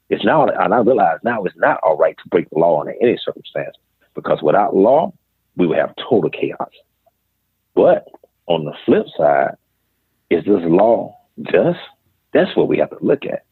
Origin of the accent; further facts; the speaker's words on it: Greenville, South Carolina, United States; I was born in Greenville, South Carolina, and I grew up on the west end of Greenville